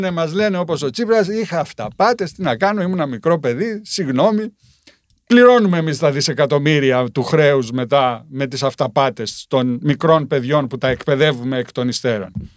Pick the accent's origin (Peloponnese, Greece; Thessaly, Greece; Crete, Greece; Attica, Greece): Crete, Greece; Rethymno; εγώ είμαι κριτικός είμαι κριτικός από το Ρέθυμνο